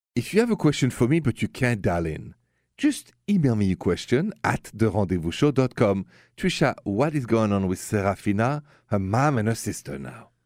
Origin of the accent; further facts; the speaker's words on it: Paris, Île-de-France, France; accent: French; English is a second language; moved away; my accent is French. Straight from Paris